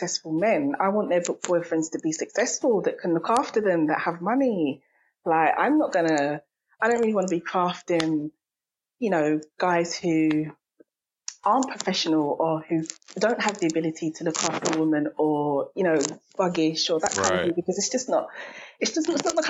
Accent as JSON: {"language": "English", "region": "London", "country": "United Kingdom", "said": "I'm from London, so that's probably one of the most diverse cities in the world"}